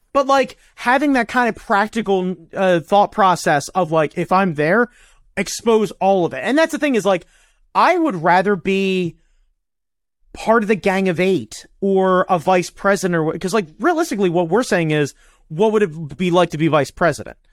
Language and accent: English; United States; I'm an American